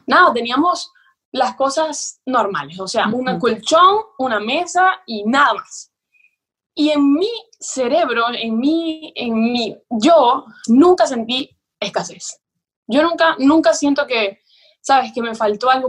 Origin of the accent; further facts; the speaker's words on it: Maracaibo, Zulia, Venezuela; moved away as an adult; also born or lived in Tamare, Venezuela / Buenos Aires, Argentina; nosotros vivíamos en Maracaibo, que ciertamente es la ciudad, ¿no? Somos de ahí, mis amos padres son.